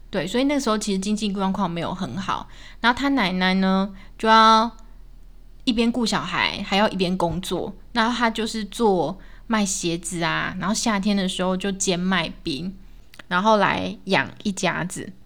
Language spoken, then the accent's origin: Chinese; Taiwan; 我们闽南人